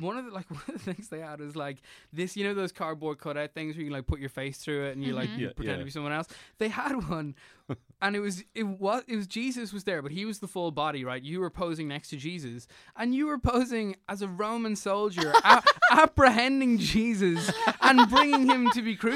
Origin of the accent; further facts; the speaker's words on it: Ireland; I'm Irish